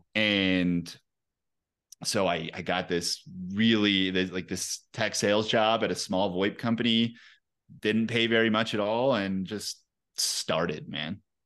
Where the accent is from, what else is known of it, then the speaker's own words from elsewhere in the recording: Pueblo, Colorado, United States; also born or lived in Salida, Colorado; I grew up in Colorado, um, in a town called Pueblo, Colorado, so not too far, uh, from here. But yeah, born and raised, man